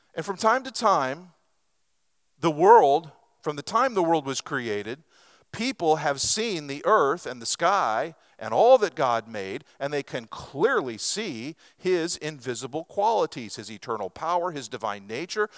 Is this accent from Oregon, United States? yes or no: yes; Lebanon, Oregon, United States; moved away; Starla and I grew up in Western Oregon in a little sawmill town there called Lebanon, Oregon